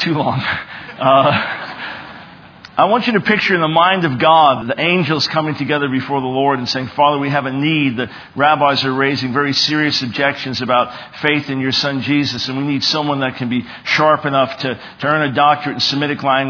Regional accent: Long Island, New York, United States; I was born in 1955 in New York City.

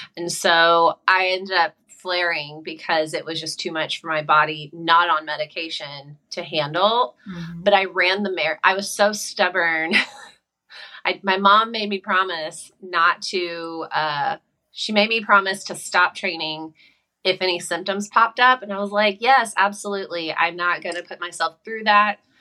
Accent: South Carolina, United States; moved away as an adult; now in California, United States; I'm from South Carolina

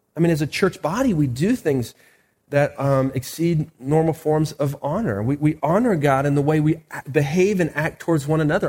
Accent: United States

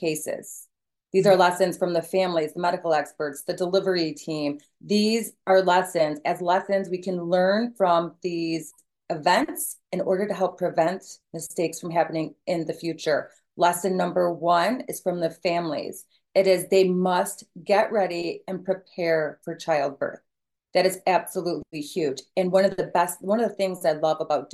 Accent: Michigan, United States; I am from Michigan

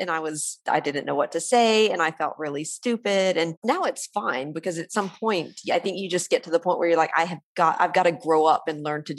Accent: United States; accent: American; I clearly have an American accent.

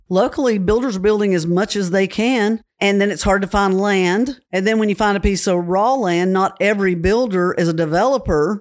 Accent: Cookeville, Tennessee, United States; I was born and raised in Cookville

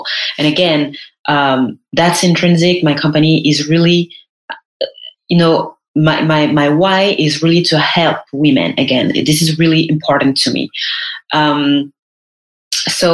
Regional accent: Paris, Île-de-France, France; was born and raised in Paris

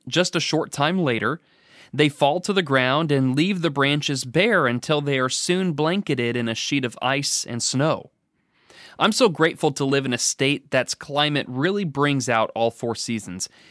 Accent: the Northwest, Pacific Northwest, United States; now in Danville, Kentucky, United States; I was raised in the Northwest.

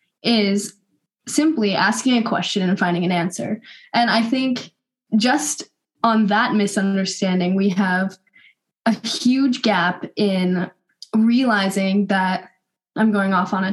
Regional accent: Northern California, United States; I'm from Northern California, so West Coast, best coast

